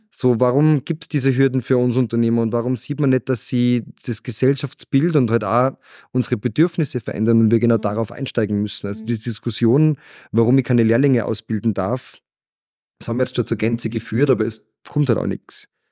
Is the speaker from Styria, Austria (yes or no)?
no; Salzburg, Austria; es ist meine Heimat und ich habe gemerkt, egal wo ich auf der Welt war, ich habe überall sowas gesucht wie Salzburg